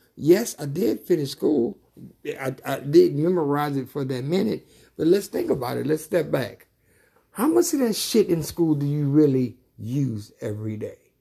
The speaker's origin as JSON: {"language": "English", "region": "Mississippi", "country": "United States", "tie": "born or raised there", "also_born_or_lived": "Louisiana", "said": "growing up in Mississippi"}